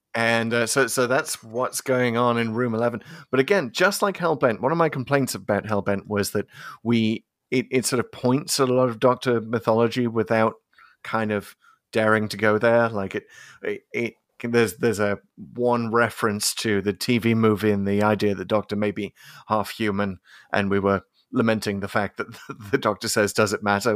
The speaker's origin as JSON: {"language": "English", "country": "United Kingdom", "tie": "born or raised there", "said": "growing up in Britain in the eighties"}